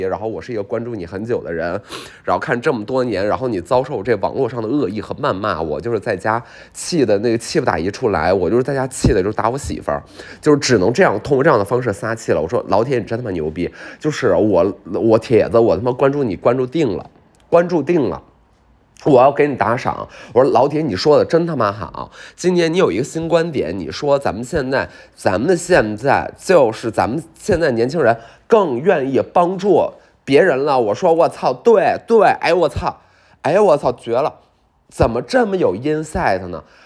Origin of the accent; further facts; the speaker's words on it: Beijing, China; 北京人，我们北京人